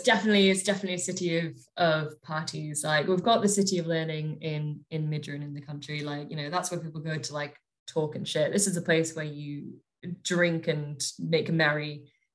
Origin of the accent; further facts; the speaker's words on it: Northumberland, North East England, United Kingdom; now in Scotland, United Kingdom; I grew up just in Northumberland, so just south of the border